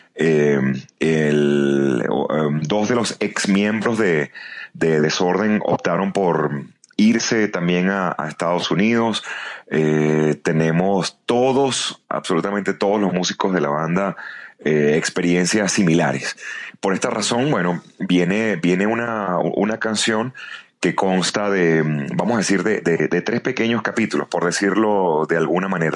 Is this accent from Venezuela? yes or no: yes; Venezuela; moved away as an adult; now in Mexico City, Mexico; cuando escuchan mi acento me preguntan, y, y, de dónde nos visita, cosa que ya es una manera muy bonita de, preguntar de, dónde soy, ¿no? Y cuando les digo de Venezuela